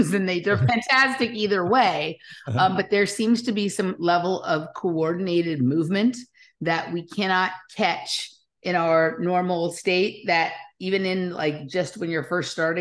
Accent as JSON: {"language": "English", "town": "Los Angeles", "region": "California", "country": "United States", "tie": "born or raised there", "said": "I grew up in Los Angeles"}